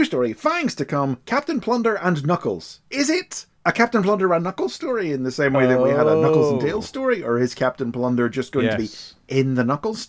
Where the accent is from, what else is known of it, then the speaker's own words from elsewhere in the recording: Ireland; I'm not British, but I'm Irish